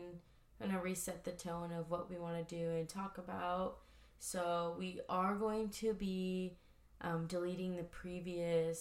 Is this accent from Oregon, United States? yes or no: no; Oceanside, California, United States; I grew up in Oceanside, California for pretty much all of my life